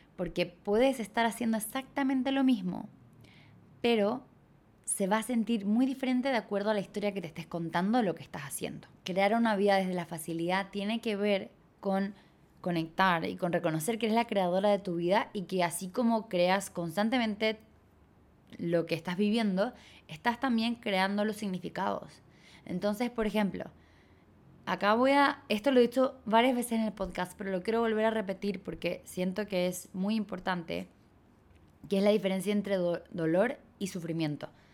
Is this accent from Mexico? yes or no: no; Chile; moved away as an adult; also born or lived in Bali; cuando me fui de Chile